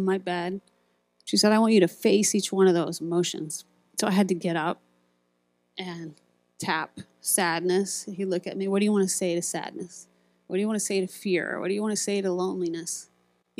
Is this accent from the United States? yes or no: yes; Iowa, United States; I grew up in Iowa